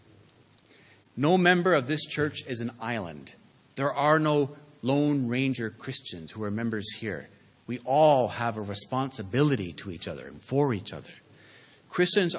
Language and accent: English; Canada; I'm saying as a Canadian